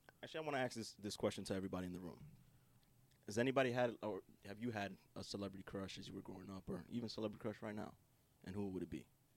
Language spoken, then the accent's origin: English; New York City, New York, United States; I'm full Dominican. He's from Harlem. I'm from Washington Heights.